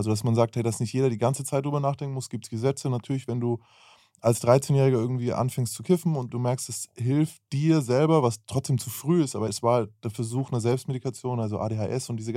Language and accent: German; Bavaria, Germany; ich bin in Bayern aufgewachsen